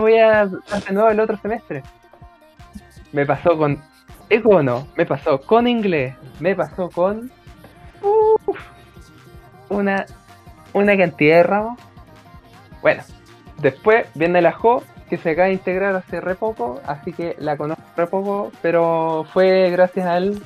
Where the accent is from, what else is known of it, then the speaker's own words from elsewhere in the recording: Temuco, Araucanía, Chile; now in Santiago, Chile; soy un santiaguino que se crió en Temuco y que, que volvió a Santiago